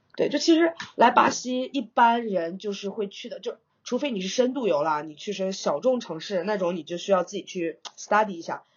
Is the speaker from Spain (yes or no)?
no; China; moved away as an adult; now in São Paulo, Brazil; 我们中国人勤劳为本的天性